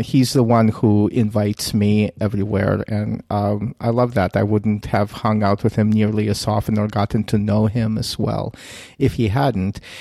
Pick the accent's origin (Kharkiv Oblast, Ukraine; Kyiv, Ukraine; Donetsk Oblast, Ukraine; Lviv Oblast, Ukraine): Kyiv, Ukraine; moved away; I'm a Russian speaker originally from Kiev.